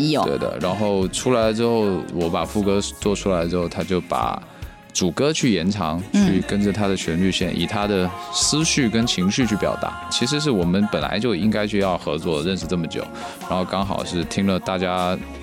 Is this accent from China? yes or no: yes; Guangdong, China; 从小的环境就是潮汕话嘛，跟普通话